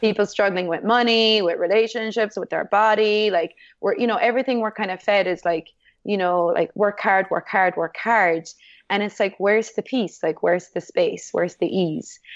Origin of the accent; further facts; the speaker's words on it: Ireland; being Irish